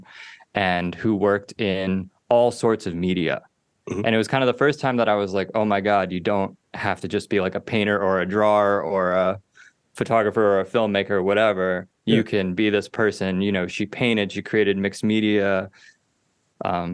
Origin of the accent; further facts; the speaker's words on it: Richmond, Virginia, United States; now in Baltimore, United States; I was born in Richmond, Virginia in 1991